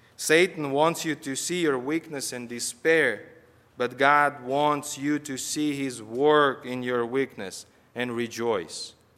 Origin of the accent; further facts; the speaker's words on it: Kazakhstan; moved away as an adult; now in United States; I'm from Kazakhstan.